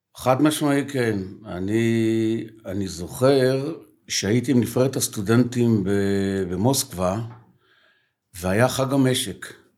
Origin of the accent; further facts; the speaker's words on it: Yagur, Haifa District, Israel; אה, אני בן יגור